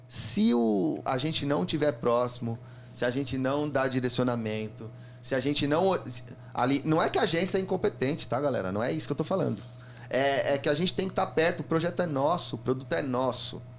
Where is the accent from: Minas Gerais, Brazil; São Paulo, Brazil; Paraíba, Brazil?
São Paulo, Brazil; sou da Zona Leste ali do, e, e, a minha agência era ali no Carrão